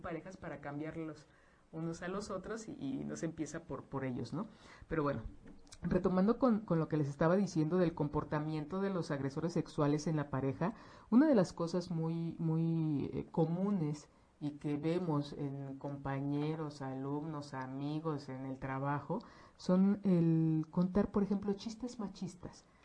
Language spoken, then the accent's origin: Spanish; Mexico; como mexicanos